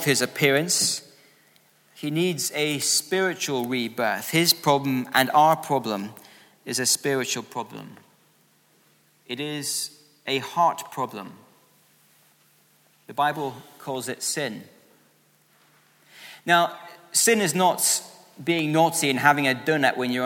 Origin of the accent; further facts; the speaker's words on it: Scotland, United Kingdom; I was growing up in Scotland